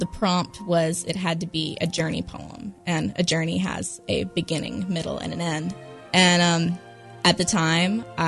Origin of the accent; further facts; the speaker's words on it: Gastonia, North Carolina, United States; moved away as an adult; growing up in Gastonia, North Carolina